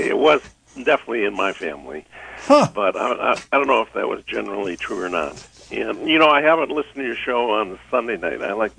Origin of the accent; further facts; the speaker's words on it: Chicago, Illinois, United States; now in Willits, United States; I'm from Chicago.